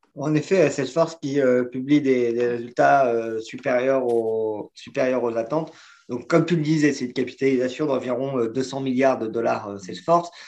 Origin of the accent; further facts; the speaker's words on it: France; en tant que Français